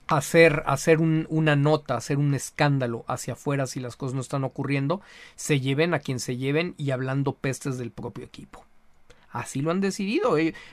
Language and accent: Spanish; Mexico; como mexicanos